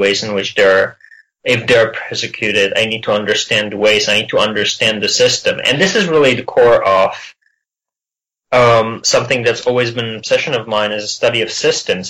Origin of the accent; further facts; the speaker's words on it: Czechia; born or raised there; moved away